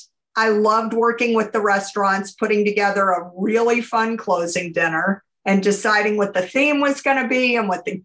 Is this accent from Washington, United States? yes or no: no; New Orleans, Louisiana, United States; also born or lived in Tennessee; I grew up really in New Orleans and I'm the oldest of three kids